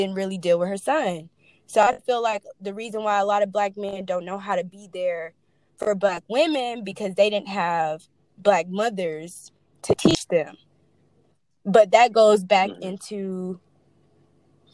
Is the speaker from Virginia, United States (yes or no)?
no; Killeen, Texas, United States; I'm from Killeen